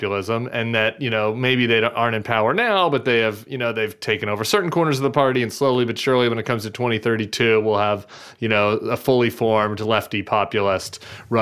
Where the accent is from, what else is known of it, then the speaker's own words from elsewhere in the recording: Missouri, United States; growing up as a Missouri Republican, I was born in Missouri